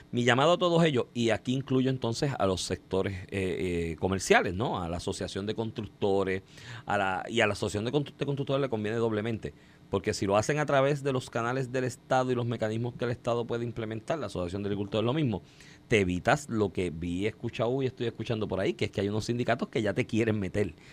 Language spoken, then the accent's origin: Spanish; Cuba; moved away; Y yo soy cubano y vine aquí a trabajar y trabajo todos los días, 6